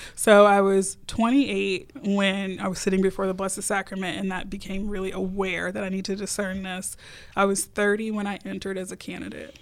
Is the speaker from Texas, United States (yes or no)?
yes; Houston, Texas, United States; I grew up Baptist in Houston, Texas